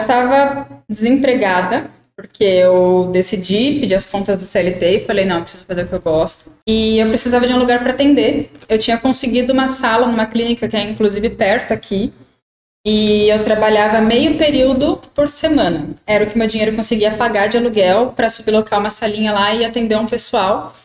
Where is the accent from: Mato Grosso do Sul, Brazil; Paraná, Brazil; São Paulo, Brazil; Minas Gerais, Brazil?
São Paulo, Brazil; interior of; a gente aqui é do interior de São Paulo